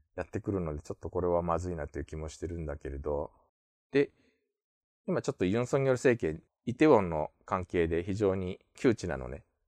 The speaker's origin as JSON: {"language": "Japanese", "country": "Japan", "tie": "born or raised there", "also_born_or_lived": "South Korea", "said": "日本生まれ、えー、9月に韓国から帰ってきました、日本人"}